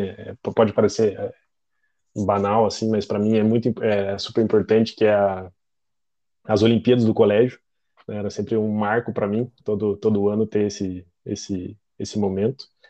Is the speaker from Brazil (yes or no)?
yes; Curitiba, Paraná, Brazil; sou de Curitiba